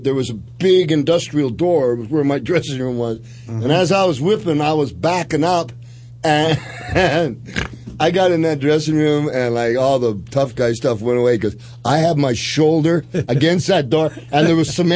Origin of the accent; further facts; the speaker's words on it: Saskatoon, Saskatchewan, Canada; I'm from Saskatoon